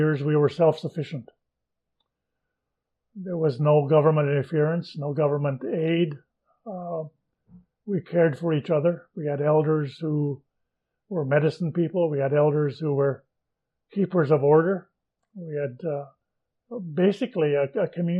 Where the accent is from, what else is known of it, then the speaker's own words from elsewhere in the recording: Fisher River, Manitoba, Canada; I was born here in Fisher River